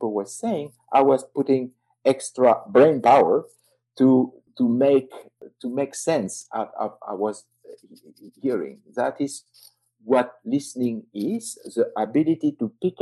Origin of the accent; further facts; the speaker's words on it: south of France, France; accent: French; English is a second language; moved away as an adult; I was living in, as you can hear, I'm French, and I was living in the south of France. Going to Paris was a journey. I mean, it was like 8 hours train from my hometown